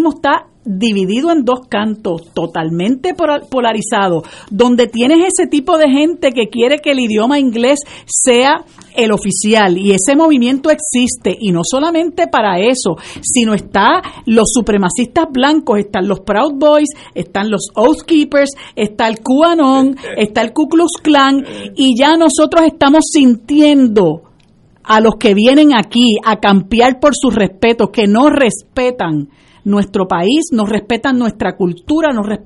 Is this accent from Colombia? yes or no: no; Puerto Rico